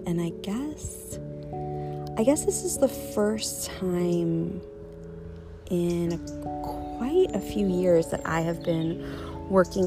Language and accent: English; United States; moved away as an adult; now in Copenhagen, Denmark; living abroad in Copenhagen as an American